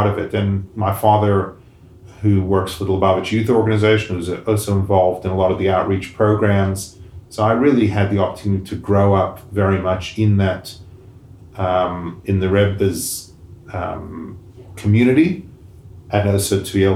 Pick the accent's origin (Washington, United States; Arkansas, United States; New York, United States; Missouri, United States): New York, United States; New York City; moved away; also born or lived in Pittsburgh; I grew up in Crown Heights section of Brooklyn